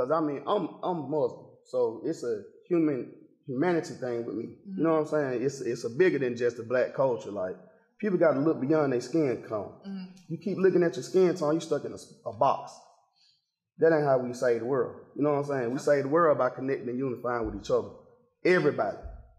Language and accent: English; Decatur, Georgia, United States; and I'm from one of the roughest parts of Decatur, Glenwood. Like, straight off Columbia Drive, Glenwood, County Road